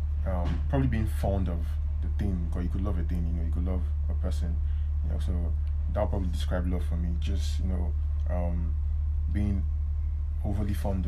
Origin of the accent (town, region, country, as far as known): Nigeria